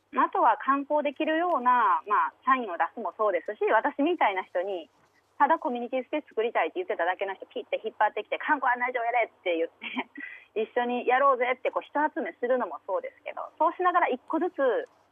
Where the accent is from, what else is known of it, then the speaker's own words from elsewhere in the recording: Osaka, Japan; also born or lived in Tokyo; now in Nagareyama, Japan; 私出身は大阪なんです